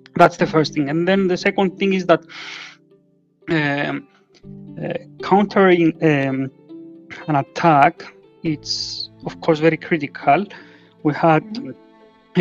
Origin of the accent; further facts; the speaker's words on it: Cyprus; now in Greece; I am from Cyprus